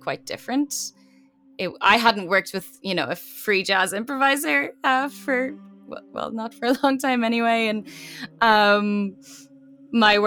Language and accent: English; Ireland; now in New York, United States